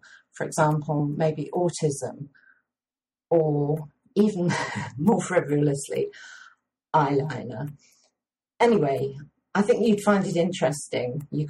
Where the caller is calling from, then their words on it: Leicester, East Midlands, United Kingdom; I'm speaking from Leicester in England.